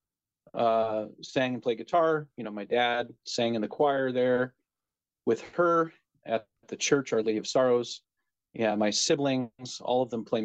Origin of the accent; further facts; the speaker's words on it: North Bend, Washington, United States; also born or lived in Snoqualmie; I grew up in North Bend. Yeah. Okay. I grew up in North Bend